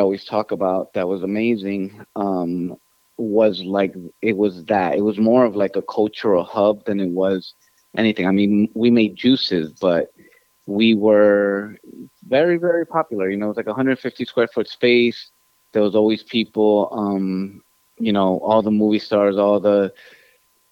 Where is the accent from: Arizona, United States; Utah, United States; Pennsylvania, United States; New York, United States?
New York, United States; New York City; English is a second language; also born or lived in Ecuador; I was born here in New York City in Queens